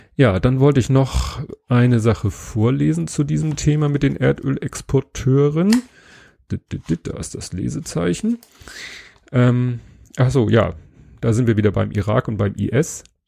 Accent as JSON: {"language": "German", "region": "Hamburg", "country": "Germany", "said": "als Hamburger"}